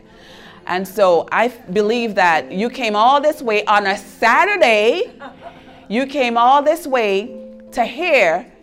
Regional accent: U.S. Virgin Islands; moved away; I'm from St. Thomas. That's why I have an accent. And it's an island in the Caribbean.

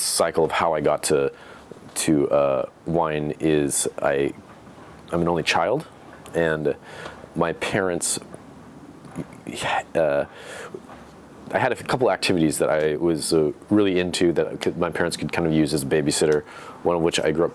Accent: Pacific Grove, California, United States; now in Oregon, United States; I grew up in the town of Pacific Grove specifically

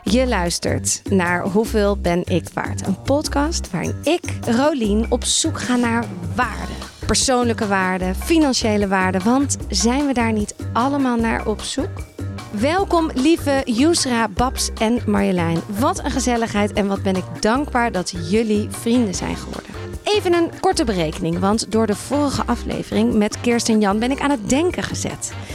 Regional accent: Amsterdam, North Holland, Netherlands; moved away as an adult; now in Haarlem, Netherlands; Ik ben in Amsterdam opgegroeid, vrij school gedaan

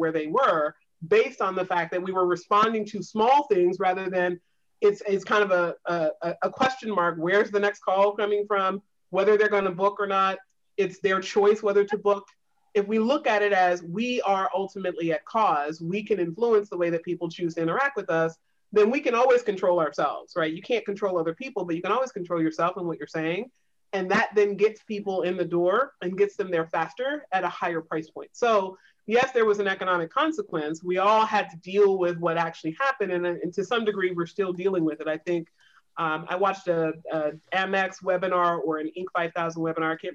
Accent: the South, United States; I grew up in the South in a Navy town.

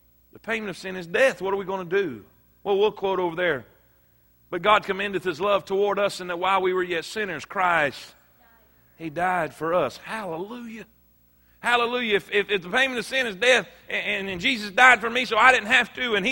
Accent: United States; growing up in America

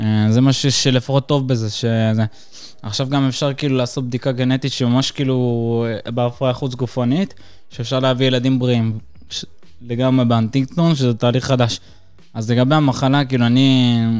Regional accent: Acre, Northern District, Israel; also born or lived in Caucasus, Russia; אני ואמא שלי עלינו מקווקז, ואני עליתי ב-2001 איתה

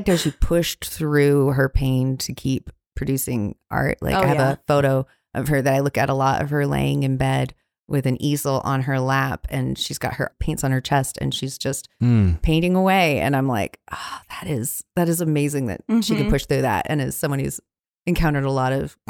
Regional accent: Eugene, Oregon, United States; I grew up in Eugene, Oregon, in a house out in the country about 3 miles from town.

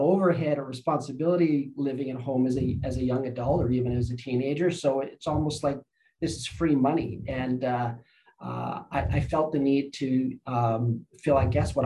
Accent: Lower Mainland, British Columbia, Canada; moved away as an adult; now in Okanagan, Canada; I grew up in the Lower Mainland, went to the University of British Columbia there.

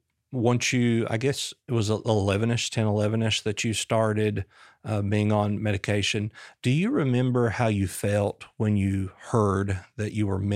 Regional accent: Booneville, Arkansas, United States; We grew up in Boonville, small town America, about 2.5 hours from here.

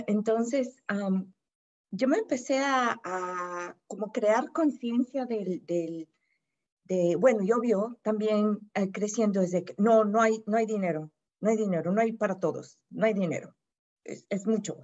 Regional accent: Mexico; Yo soy de México

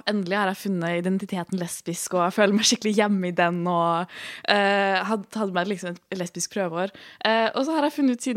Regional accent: Oslo, Norway; Jeg er 27 år gammel, ikke-binær og panseksuell. Jeg kommer fra Oslo.

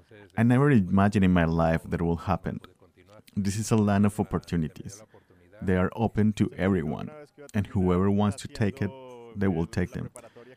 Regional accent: Guanajuato, Mexico; moved away as an adult; now in United States; I'm from Guanajuato, Mexico, and I live in Filo and have been in the United States for 4 years.

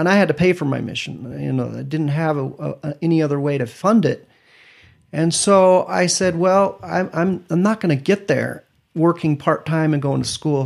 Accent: Parma, Idaho, United States; also born or lived in Stuttgart, Germany / Oklahoma / Weiser, Idaho; mostly I grew up in Parma, which is not too far from Weezer or Boise

